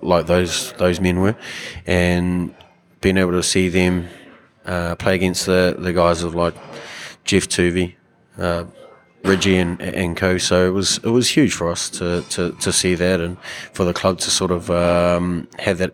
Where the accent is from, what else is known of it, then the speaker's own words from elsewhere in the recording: Wainuiomata, Wellington, New Zealand; I was basically brought up at the league club. It was like my second home in Wainui